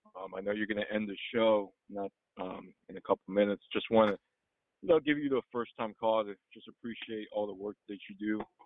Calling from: Maryland, United States; I'm calling you from the DMV area, particularly Maryland.

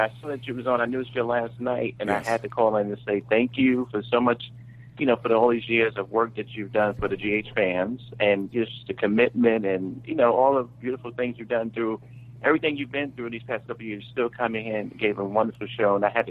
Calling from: Brooklyn, New York, United States; coming from Brooklyn.

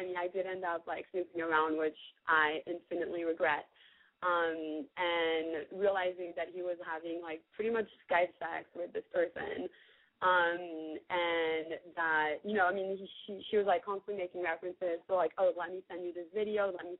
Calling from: Mississippi, United States; I'm calling from the middle of nowhere in Mississippi. Don't ask me why. I have no idea why. I am 22.

